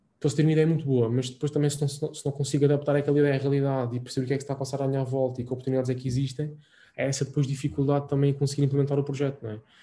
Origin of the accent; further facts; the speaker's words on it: Azores, Portugal; moved away as an adult; also born or lived in Lisbon; sou açoriano, não sei se, se, se, se perceber ou não pelo meu sotaque